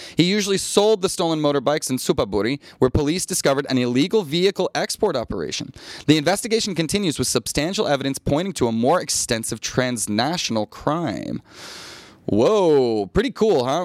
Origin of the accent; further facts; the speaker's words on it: United States; now in Thailand; as an American